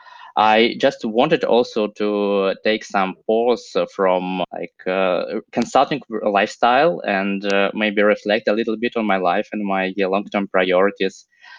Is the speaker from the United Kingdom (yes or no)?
no; Russia; now in United States; Yeah, so I came from Russia here to Haas.